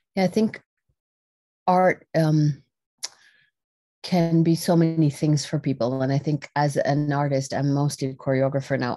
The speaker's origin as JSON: {"language": "English", "country": "Netherlands", "tie": "born or raised there", "said": "I was r-, born and raised in the Netherlands, uh, in Europe"}